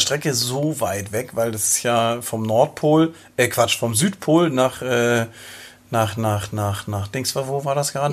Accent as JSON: {"language": "German", "area": "near Schleswig", "region": "Schleswig-Holstein", "country": "Germany", "tie": "born or raised there", "said": "ich bin äh, an, der, an der Schlei groß geworden, äh, in der Nähe von Schleswig."}